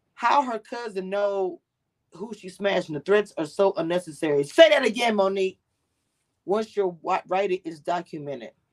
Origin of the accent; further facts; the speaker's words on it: Louisiana, United States; I'm from Louisiana. We a big ass family.